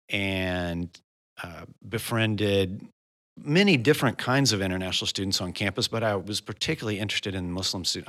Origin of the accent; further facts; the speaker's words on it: United States; I'm from the United States of America